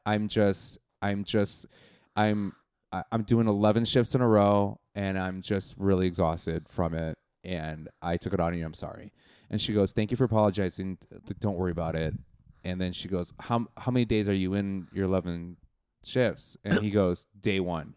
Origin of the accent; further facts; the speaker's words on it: Milwaukee, Wisconsin, United States; moved away; I'm from Milwaukee, Wisconsin